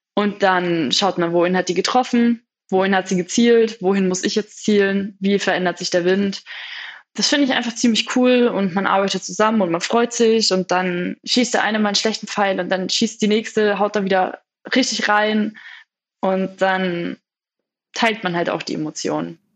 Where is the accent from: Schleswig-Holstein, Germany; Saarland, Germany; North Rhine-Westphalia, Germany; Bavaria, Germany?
Bavaria, Germany; Feucht; Meine Eltern waren zur damaligen Zeit Vorstände bei den Bogenschützen in Feucht. Das ist bei Nürnberg, für die, die Feucht nicht kennen. Das ist, glaube ich, eine Hochburg, ne? was Bogenschießen angeht. es gibt auf jeden Fall einen großen Bogensportverein dort, ja. Und ich bin quasi auf dem Bogenplatz aufgewachsen